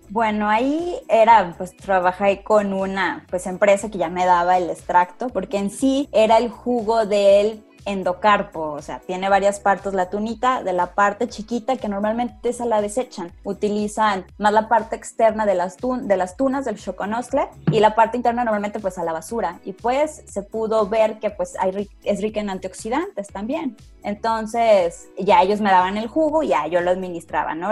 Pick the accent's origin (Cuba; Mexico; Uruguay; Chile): Mexico; San Luis Potosí; de las regiones aquí de San Luis Potosí, de donde yo soy